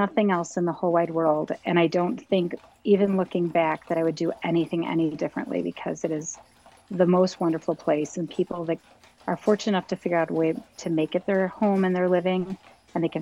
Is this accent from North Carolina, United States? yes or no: no; Ohio, United States; moved away as an adult; now in Mackinac Island, United States; I was from Ohio